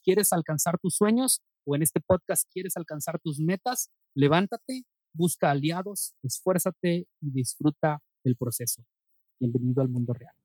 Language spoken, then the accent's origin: Spanish; Monterrey, Nuevo León, Mexico; born or raised there; also born or lived in Nuevo Laredo, Tamaulipas